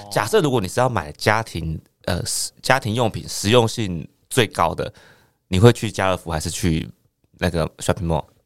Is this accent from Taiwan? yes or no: yes; Penghu County, Taiwan; moved away; 我是澎湖人。嗯。嗯。我们那个澎湖马公高中